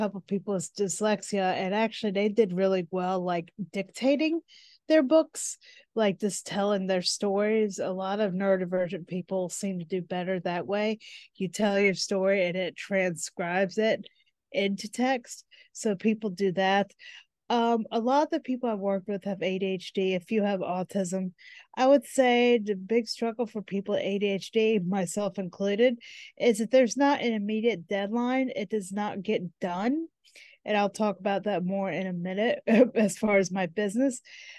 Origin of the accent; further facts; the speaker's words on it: United States; I'm from the United States.